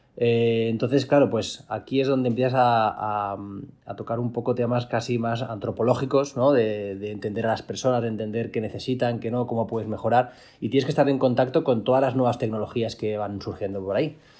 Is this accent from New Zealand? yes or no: no; Valencia, Valencian Community, Spain; soy de Valencia